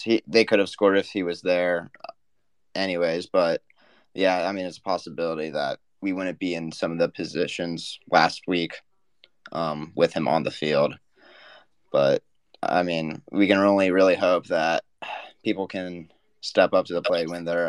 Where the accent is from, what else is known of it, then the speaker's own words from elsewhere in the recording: Fort Wayne, Indiana, United States; now in Pennsylvania, United States; Originally from Fort Wayne. Now I live in Pennsylvania.